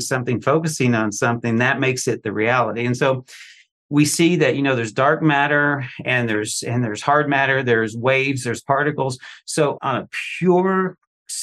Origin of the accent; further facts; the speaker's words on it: Eastern Kentucky, United States; growing up in Eastern Kentucky